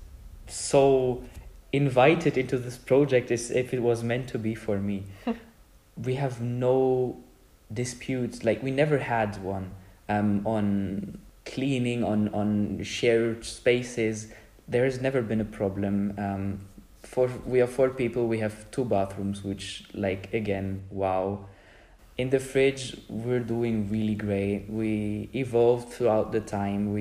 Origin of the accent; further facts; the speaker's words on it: Germany; moved away as an adult; now in Szczecin, Poland; from Germany, currently in Poland as well, in an ESC program in Szczecin